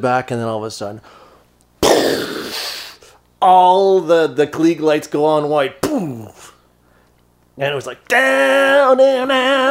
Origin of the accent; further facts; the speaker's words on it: Toronto, Ontario, Canada; They're from my hometown.